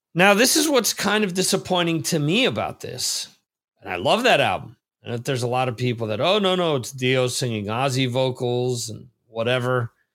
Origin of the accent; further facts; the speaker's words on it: New Jersey, United States; growing up in New Jersey